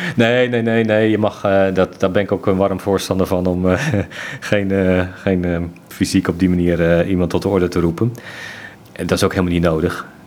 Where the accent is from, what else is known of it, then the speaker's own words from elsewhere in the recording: Zeeland, Netherlands; ik ben geboren in Zeeland